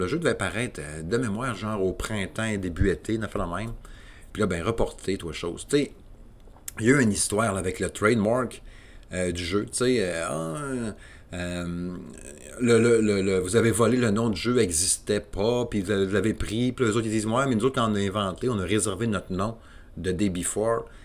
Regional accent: Quebec City, Quebec, Canada; je suis de la région de Québec

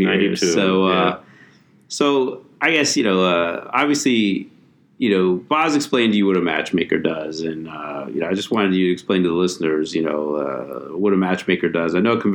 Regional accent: Erie, Pennsylvania, United States; you actually did a show in Erie, Pennsylvania, my hometown, right?

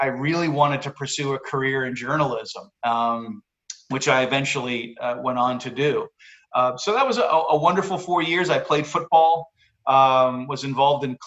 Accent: Massachusetts, United States; moved away as an adult; also born or lived in Basking Ridge, New Jersey; growing up in Massachusetts

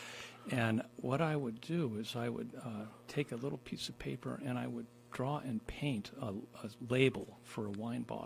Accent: Iowa, United States; moved away; also born or lived in New York City; I'm from Iowa. And the most exotic thing that I grew up with was maybe salt

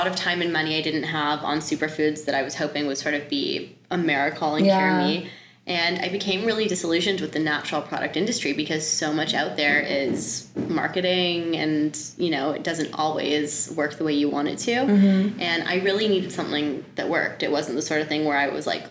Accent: Toronto, Ontario, Canada; I grew up in Toronto. I'm from Canada

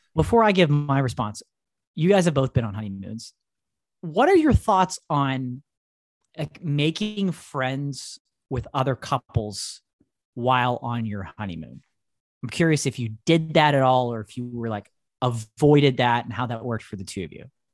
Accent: United States; we're from United States

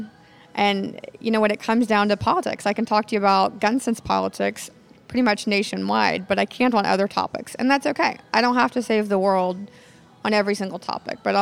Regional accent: Nacogdoches, Texas, United States; growing up in Nacogdoches

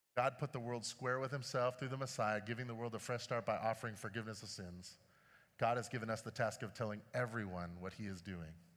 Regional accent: Chicago, Illinois, United States; When I was growing up in Chicago

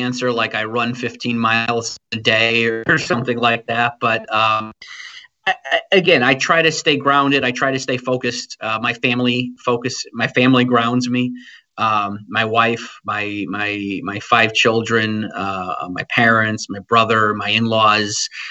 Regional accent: New England, United States; growing up in New England in the 80s and 90s

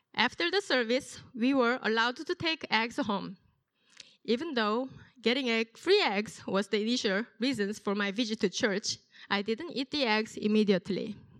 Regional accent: South Korea; moved away; I was born and raised in South Korea.

